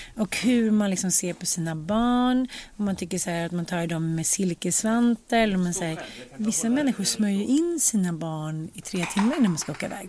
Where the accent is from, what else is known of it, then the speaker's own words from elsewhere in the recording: Sweden; also born or lived in United States; man har kvar sina svenska rötter och sina svenska ändå så här man har en sorts förpliktelse som svensk